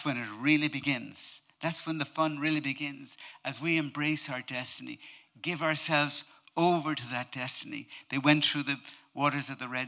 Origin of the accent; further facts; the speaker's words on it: Ireland; I'm Irish, but I'm not typically Irish